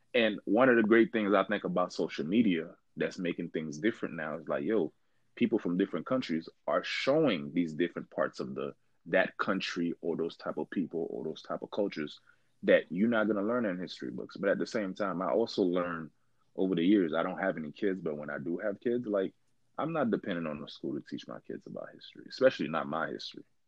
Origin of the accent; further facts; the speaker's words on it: Miami, Florida, United States; also born or lived in Haiti; i grew up in Miami, but I was born in Haiti. Like I spent like I spent like um I came to I came to the US when I was like 9